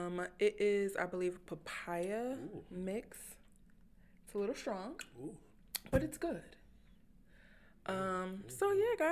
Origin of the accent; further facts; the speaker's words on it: the North, United States; I'm from the North.